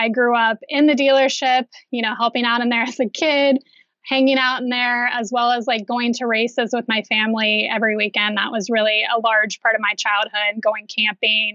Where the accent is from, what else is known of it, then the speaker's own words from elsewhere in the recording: Pickerington, Ohio, United States; also born or lived in Orange County, California; I grew up in Pickerington. I don't live there now, just about 20 minutes away.